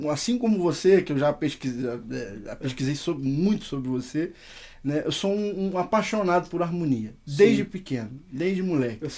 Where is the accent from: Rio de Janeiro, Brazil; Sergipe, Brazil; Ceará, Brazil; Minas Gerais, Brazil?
Rio de Janeiro, Brazil; pais são cearenses, né? Sim. Mas eu nasci no Rio de Janeiro.